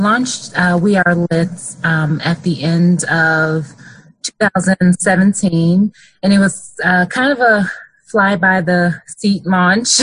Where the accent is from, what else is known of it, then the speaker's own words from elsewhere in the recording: Bolingbrook, Illinois, United States; moved away as an adult; now in Grand Rapids, United States; I am from the Chicagoland area, a suburb called Bolingbrook.